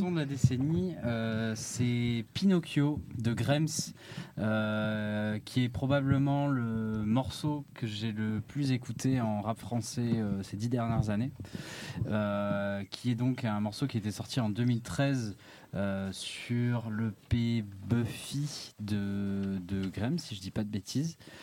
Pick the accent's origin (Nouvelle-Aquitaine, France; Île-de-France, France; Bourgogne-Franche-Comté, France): Nouvelle-Aquitaine, France; Anglet; chez moi au Pays Basque, à Anglette